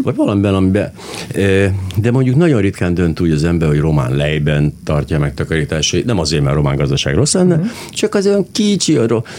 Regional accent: Hungary; magyar ember vagyok

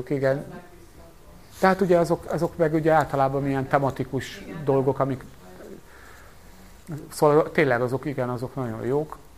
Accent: Pápa, Veszprém County, Hungary; born there; én eredetben pápai születésű vagyok

